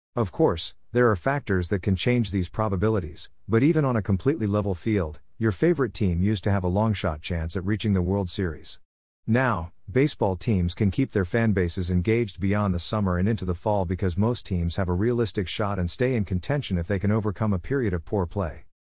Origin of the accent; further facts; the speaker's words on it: United States